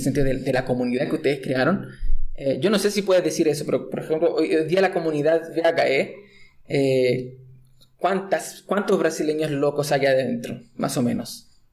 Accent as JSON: {"language": "Spanish", "country": "Chile", "said": "soy chileno"}